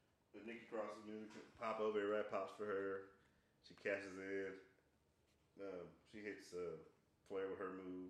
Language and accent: English; Oklahoma City, Oklahoma, United States; I'm from Oklahoma City